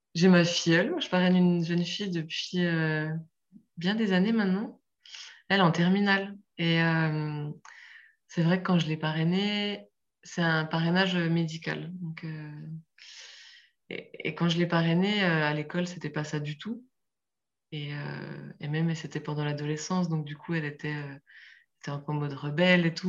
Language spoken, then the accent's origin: French; France; chez nous en France